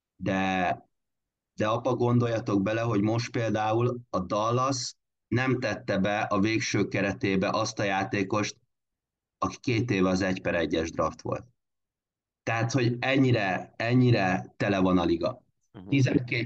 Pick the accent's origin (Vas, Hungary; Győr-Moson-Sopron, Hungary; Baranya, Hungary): Vas, Hungary; Körmend; akik ott, ott tanultunk és ott nőttünk fel